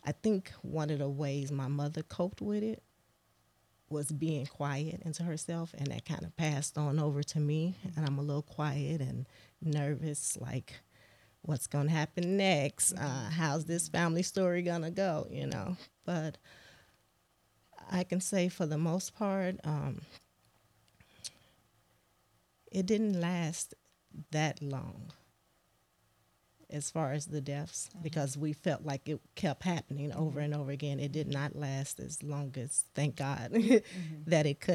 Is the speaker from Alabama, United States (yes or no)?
no; Chicago, Illinois, United States; growing up, born and raised in Chicago